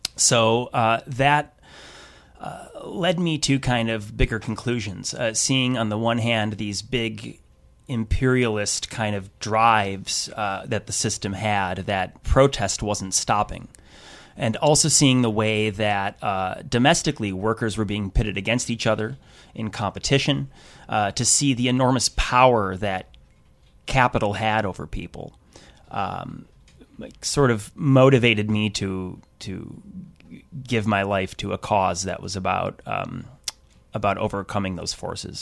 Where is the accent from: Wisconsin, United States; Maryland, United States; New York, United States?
Wisconsin, United States; I grew up in the Midwest. I'm from Wisconsin